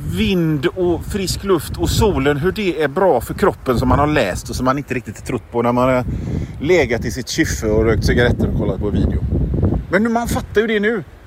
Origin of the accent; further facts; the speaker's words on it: Sweden; som svensk